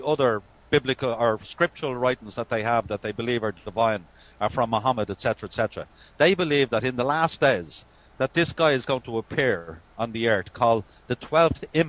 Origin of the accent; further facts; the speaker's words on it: Ireland; we're Irish